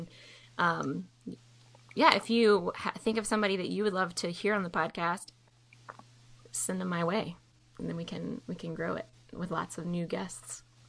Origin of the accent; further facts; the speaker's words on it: Mobile, Alabama, United States; now in Dallas, United States; and I'm from Mobile